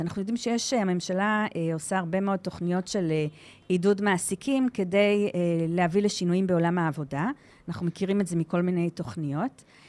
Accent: Givatayim, Tel Aviv District, Israel; moved away as an adult; also born or lived in Modiin; now in Shlomi, Israel; אני גדלתי בגבעתיים, ואני מהוותיקים של מודיעין, 21 שנה במודיעין

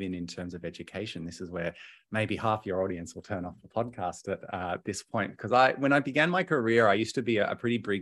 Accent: Hobart, Tasmania, Australia; now in Melbourne, Australia; I was born and raised in Hobart. I'm a Tassie boy

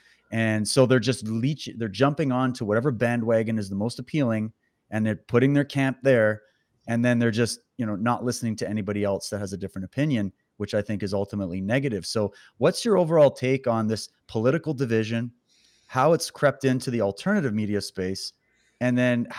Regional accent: Ontario, Canada; also born or lived in Alberta / Saskatchewan; I was born in Alberta, raised in Ontario, then Saskatchewan. And then I've been all over.

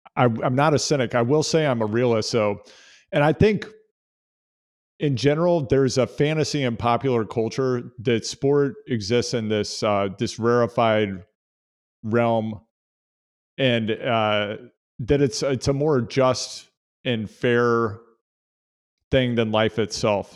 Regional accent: United States; as an American cycling fan

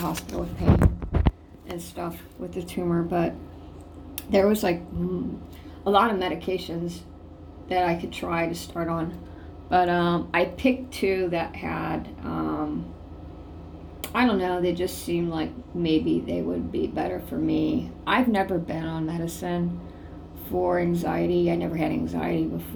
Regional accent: Ohio, United States; my hometown, Ohio

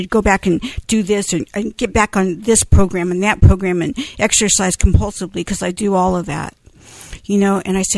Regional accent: Manteca, California, United States; And I said, Oakdale's close enough, because I'm from Manteca.

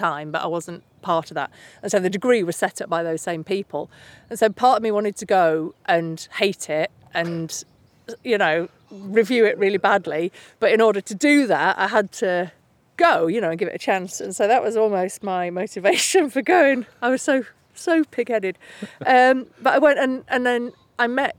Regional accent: Keighley, Yorkshire and the Humber, United Kingdom; I'm from Keighley, West Yorkshire

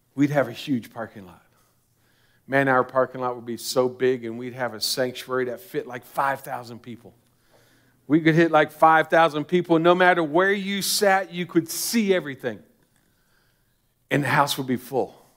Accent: United States; As an American Christian

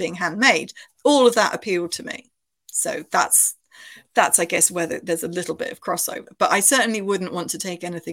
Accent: United Kingdom; moved away as an adult; now in Bristol, United Kingdom; I grew up near Bristol. Bristol was about an hour away from where I grew up

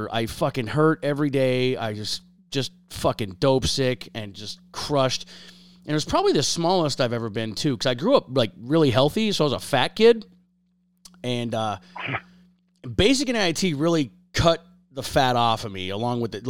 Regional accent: Harveys Lake, Pennsylvania, United States; also born or lived in Oklahoma / Iraq; I grew up in Pennsylvania. I live in Pennsylvania

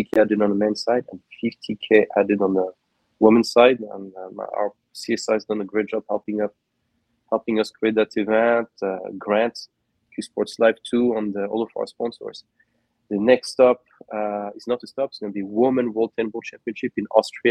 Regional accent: San Juan, Puerto Rico; my hometown of San Juan, new home in Puerto Rico

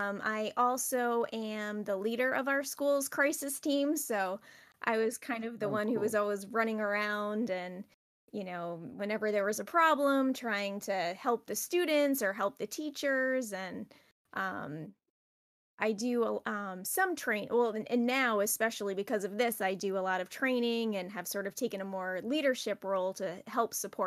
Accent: Rhode Island, United States; I'm from Rhode Island

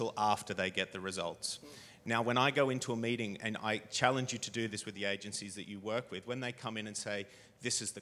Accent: Australia; moved away as an adult; now in United Kingdom; I came over here from Australia as a backpacker

